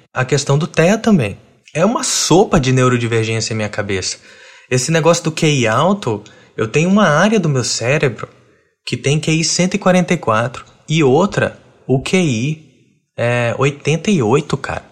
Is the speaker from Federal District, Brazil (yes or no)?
yes; Brasília, Federal District, Brazil; eu tenho 32 anos e cresci em Brasília